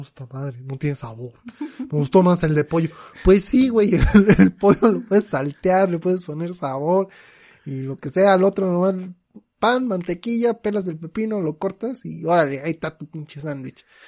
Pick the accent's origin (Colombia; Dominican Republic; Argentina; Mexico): Mexico; yo como mexicano